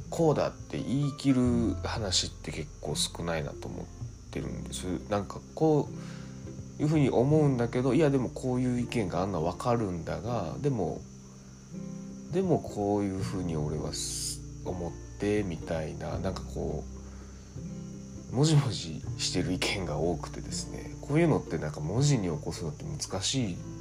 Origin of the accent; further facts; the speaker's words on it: Osaka, Japan; now in Nakashibetsu, Japan; 僕自身その大阪出身で、えー、っとまあ、中標津っていうところにこう移住してきたわけですけど